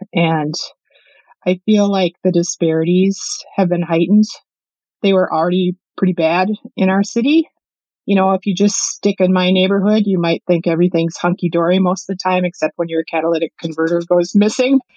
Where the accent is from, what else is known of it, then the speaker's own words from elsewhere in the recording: Minneapolis, Minnesota, United States; I left Minneapolis at 18 and I came back to my mid 30s